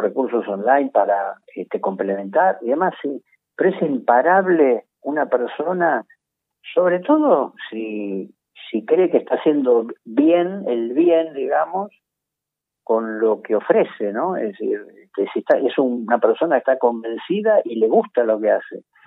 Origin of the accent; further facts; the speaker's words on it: Buenos Aires, Argentina; somos porteños